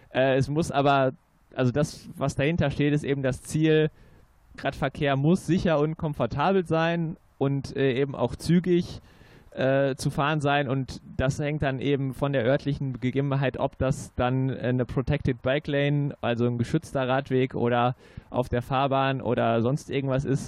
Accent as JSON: {"language": "German", "town": "Münster", "region": "North Rhine-Westphalia", "country": "Germany", "tie": "born or raised there", "said": "als gebürtiger Münsteraner"}